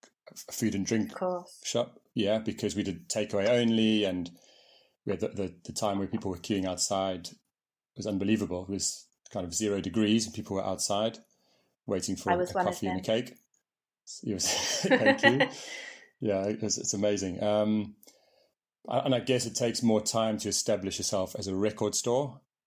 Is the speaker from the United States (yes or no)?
no; Johannesburg, Gauteng, South Africa; also born or lived in Manchester, England; I'm from Manchester. From Manchester. I left when I was very young. Yeah. So I went to South Africa. I grew up in Johannesburg, four places. But I'm English at heart. My parents are English.